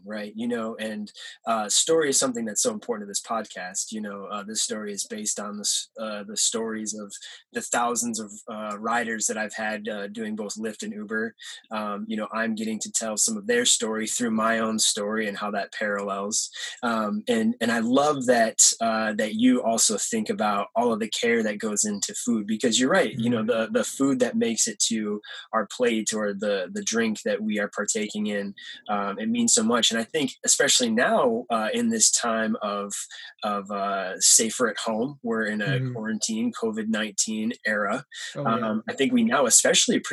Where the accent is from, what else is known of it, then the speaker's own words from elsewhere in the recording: Michigan, United States; now in Los Angeles, United States; I'm from Michigan